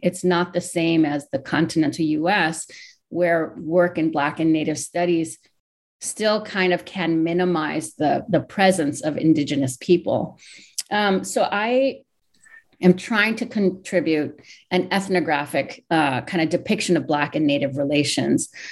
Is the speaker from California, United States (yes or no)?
no; Honolulu, Hawaii, United States; moved away as an adult; now in Chicago, United States; I was born and raised in Hawaii, in Honolulu, Hawaii